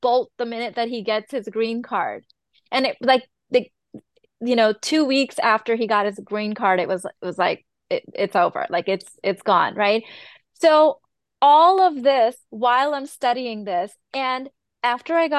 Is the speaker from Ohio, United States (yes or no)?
no; Chicago, Illinois, United States; I was born and raised in Chicago, grew up here idolizing the American culture.